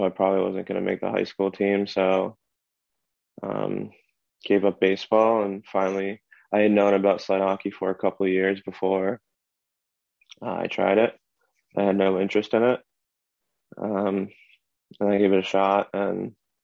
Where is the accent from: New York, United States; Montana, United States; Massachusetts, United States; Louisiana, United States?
Massachusetts, United States; South Hadley; also born or lived in Springfield, Massachusetts; I'm from South Hadley, Massachusetts, born at Bay State in Springfield, Mass.